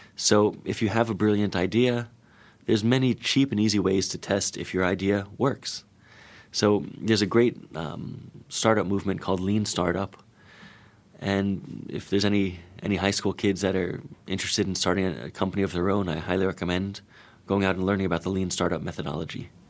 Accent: Florida, United States; I'm from Florida

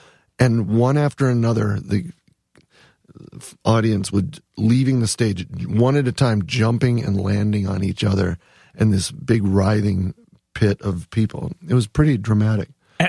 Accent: Wisconsin, United States; I actually spent one semester at Wisconsin because I'm from Wisconsin. I mean, we have deep roots in Wisconsin. My dad still lives in the same house I grew up in.

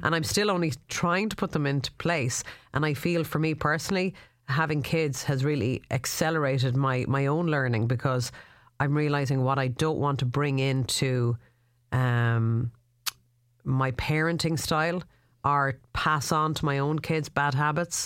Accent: Ireland; as Irish people

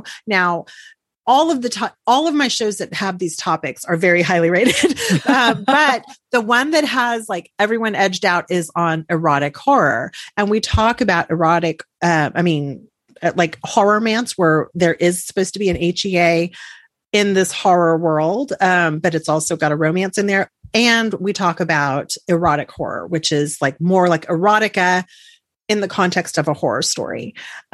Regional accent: Texas, United States; I'm from Texas

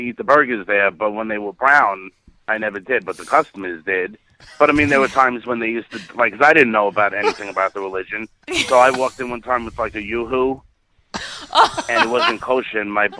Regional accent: New York City, New York, United States; born or raised there

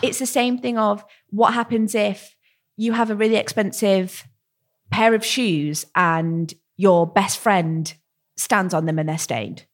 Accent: United Kingdom; as a British

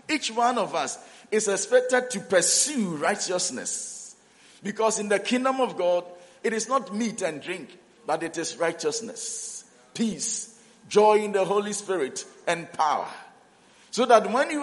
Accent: Ghana; also born or lived in South Africa; we are from Ghana

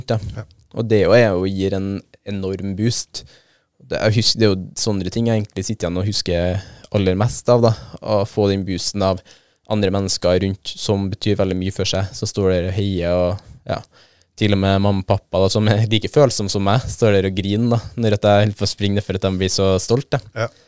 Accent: Trøndelag, Norway; Mest trolig pga. at jeg er trønder sjøl

